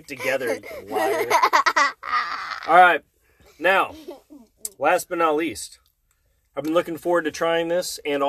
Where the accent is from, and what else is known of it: Midwest, United States